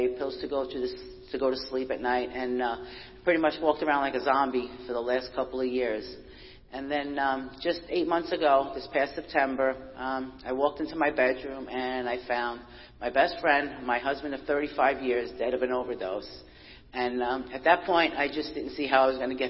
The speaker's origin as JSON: {"language": "English", "town": "New York City", "region": "New York", "country": "United States", "tie": "born or raised there", "said": "I was born and raised in Brooklyn, New York."}